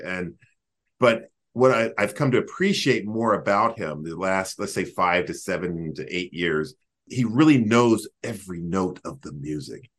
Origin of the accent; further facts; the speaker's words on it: Greensboro, North Carolina, United States; moved away; to be in my hometown